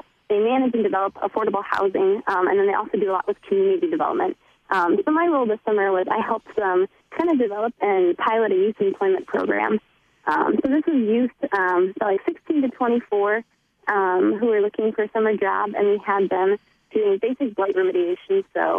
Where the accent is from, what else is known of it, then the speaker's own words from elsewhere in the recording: Dubuque, Iowa, United States; moved away as an adult; now in Seward, United States; I'm from Dubuque, Iowa, and so now I'm a senior at Concordia.